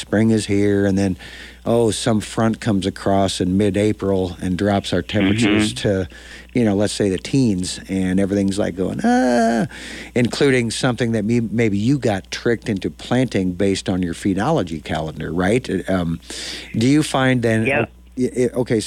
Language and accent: English; Dodge, Nebraska, United States; now in Lincoln, United States; growing up in Dodge, I'm 100 miles north of here